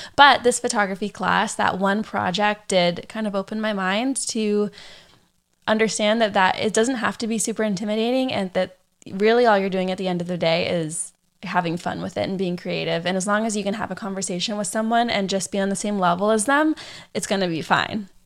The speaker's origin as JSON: {"language": "English", "town": "San Diego", "region": "California", "country": "United States", "tie": "born or raised there", "also_born_or_lived": "Orange County, California / Arkansas", "said": "I grew up here in San Diego"}